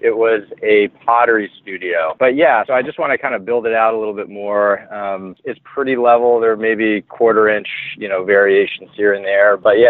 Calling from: Cumberland, Maine, United States; I'm calling from Maine, Cumberland, Maine, just north of Portland.

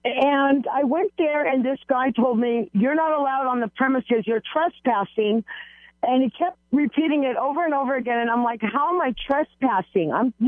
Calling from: Sun Valley, California, United States; I'm calling from Sun Valley.

